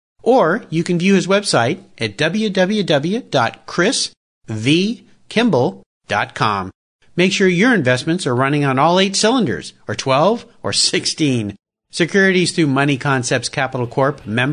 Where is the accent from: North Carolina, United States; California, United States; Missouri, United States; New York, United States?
California, United States; Southern; now in Pacific Northwest, United States; I grew up in Southern California. I was a surfer up until the day that I moved up here to the Northwest, where the ocean is a little far away and way too cold.